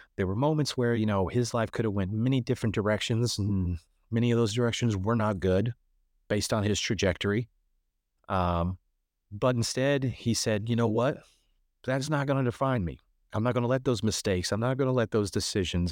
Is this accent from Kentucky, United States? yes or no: yes; Kentucky, United States; moved away as an adult; also born or lived in Chicago; originally I'm from Kentucky, so I'm from a very small town in Kentucky